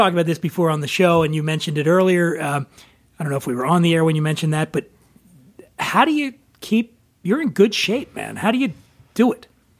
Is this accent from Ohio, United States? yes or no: no; Philadelphia, Pennsylvania, United States; you can say a lot of things about my hometown.